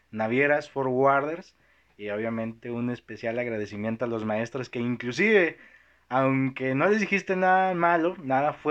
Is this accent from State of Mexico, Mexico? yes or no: yes; Toluca, State of Mexico, Mexico; now in Monterrey, Mexico; es del centro, pero soy de Toluca, así es.